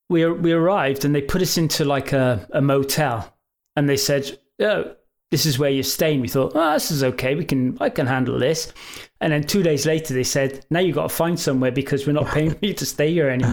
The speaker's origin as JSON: {"language": "English", "region": "England", "country": "United Kingdom", "said": "You know, we're from England. We need somewhere to stay."}